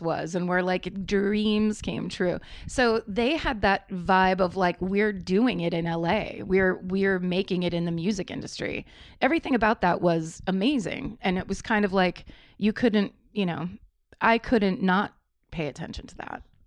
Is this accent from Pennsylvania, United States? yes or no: no; Petaluma, California, United States; I grew up in Northern California